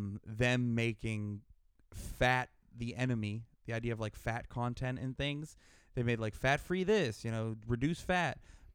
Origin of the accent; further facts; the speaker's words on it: United States; I'm an American.